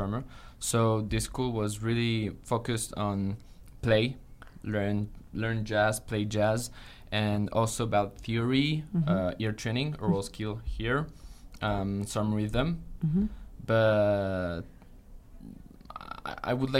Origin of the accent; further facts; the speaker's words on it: France; moved away as an adult; now in Utah, United States; I'm from France. So I'm new here in SUU